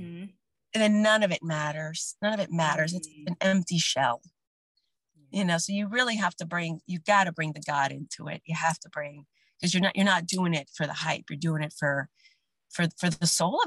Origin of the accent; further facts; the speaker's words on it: New Orleans, Louisiana, United States; moved away; Growing up in New Orleans as like the only Latina in your class for years and years and years